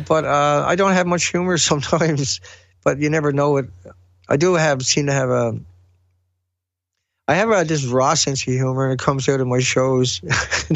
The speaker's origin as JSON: {"language": "English", "region": "Newfoundland and Labrador", "country": "Canada", "also_born_or_lived": "West Coast of Canada", "accent": "heavy accent", "moved": "as an adult", "said": "I was originally from Newfoundland"}